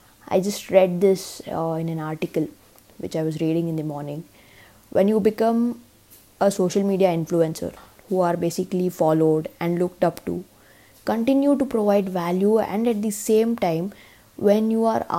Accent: India; as an Indian

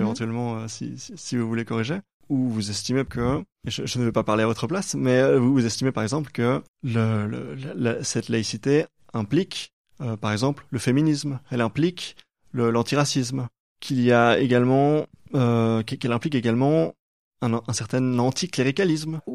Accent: Brussels, Brussels-Capital Region, Belgium; en tant que Belge qui, vit, euh, je suis bruxellois

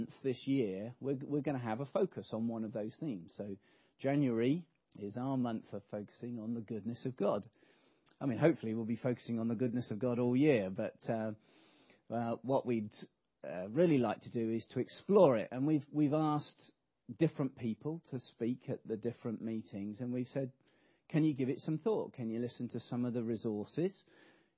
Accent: England, United Kingdom; we're English

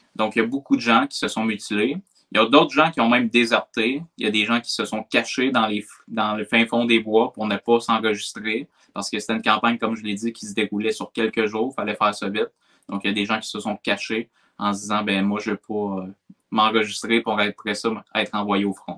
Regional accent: Quebec, Canada; on ne se reconnaît pas en tant que Québécois

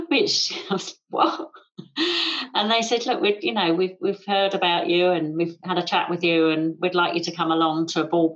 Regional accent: England, United Kingdom; I'm English

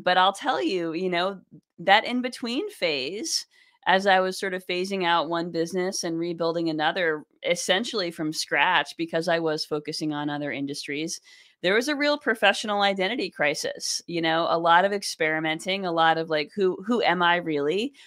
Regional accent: New York, United States; also born or lived in Boston, Massachusetts; I grew up in New York State

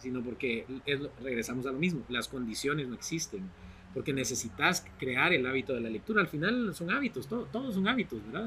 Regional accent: Guatemala

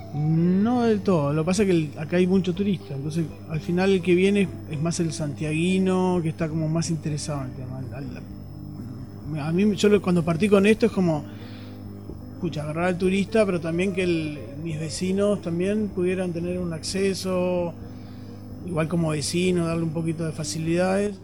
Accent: Uruguay; now in Chile; Soy de Uruguay

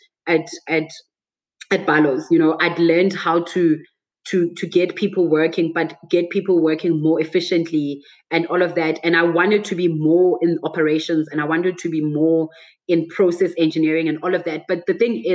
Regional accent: Johannesburg, Gauteng, South Africa; also born or lived in Botswana; I'm from Joburg

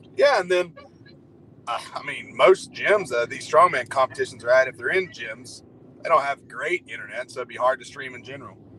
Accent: Murray, United States; anybody in my hometown or back home in Murray

